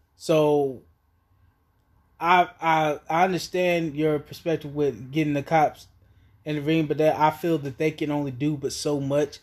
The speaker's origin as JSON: {"language": "English", "town": "Asheville", "region": "North Carolina", "country": "United States", "tie": "born or raised there", "also_born_or_lived": "Raleigh, North Carolina", "said": "I was born and raised in Asheville, North Carolina"}